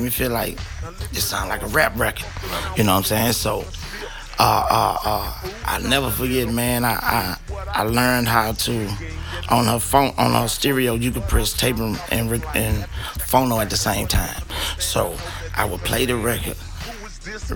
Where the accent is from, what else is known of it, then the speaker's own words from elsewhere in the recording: Bogalusa, Louisiana, United States; my hometown, Bogalusa, Louisiana